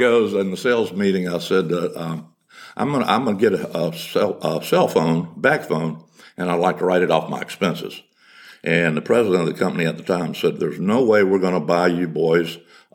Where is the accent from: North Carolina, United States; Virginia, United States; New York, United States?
North Carolina, United States; Salisbury; also born or lived in Myrtle Beach, South Carolina; I came back to my hometown, Salisbury, North Carolina